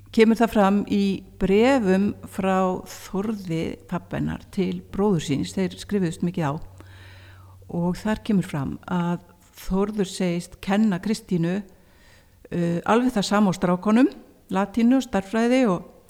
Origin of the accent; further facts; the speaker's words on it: Akureyri, Northeastern Region, Iceland; ég var frá Akureyri